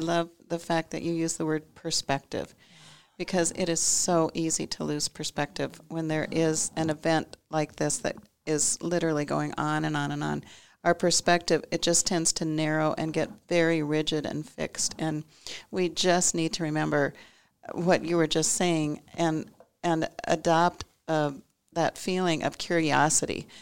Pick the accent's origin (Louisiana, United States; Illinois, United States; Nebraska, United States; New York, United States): Nebraska, United States; moved away; also born or lived in California; I'm originally from Nebraska, spent twenty-five years in California, and then came back to Nebraska about fifteen years ago to practice.